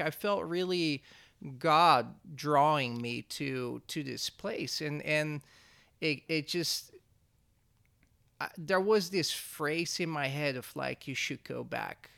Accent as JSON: {"language": "English", "country": "Netherlands", "moved": "as an adult", "lives_now": "Oroville, United States", "said": "I'm from the Netherlands."}